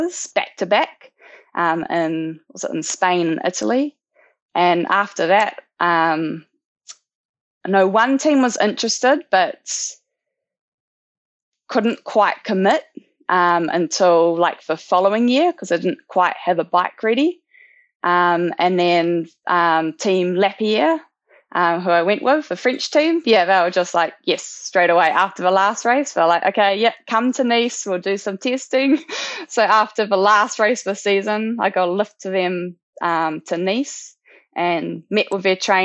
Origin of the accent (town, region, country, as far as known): New Zealand; born or raised there